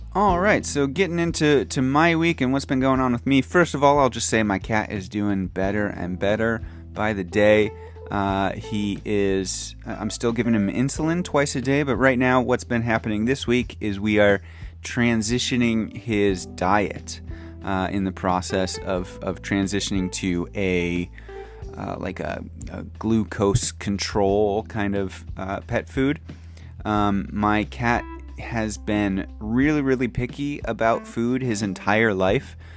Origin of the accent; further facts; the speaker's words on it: United States; now in Japan; my home country, the United States